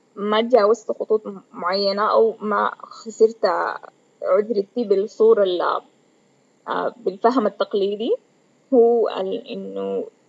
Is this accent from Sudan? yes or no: yes; Sudan; كوني بنت سودانية وعايشة في السودان